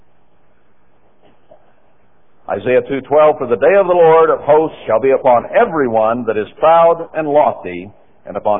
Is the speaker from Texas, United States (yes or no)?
yes; Texas, United States; I was born in Texas